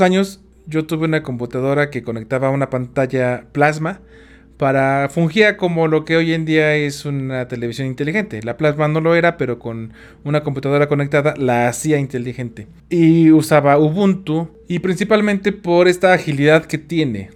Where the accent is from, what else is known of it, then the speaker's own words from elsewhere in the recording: Tula, Hidalgo, Mexico; Yo soy de Tula Hidalgo